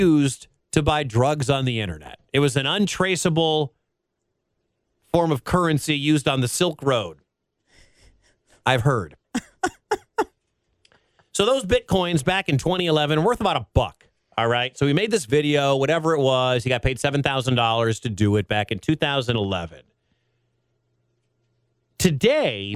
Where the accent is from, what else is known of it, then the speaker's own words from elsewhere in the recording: San Diego, California, United States; also born or lived in Detroit, Michigan; now in Iowa, United States; my sister was younger before we moved from Detroit to San Diego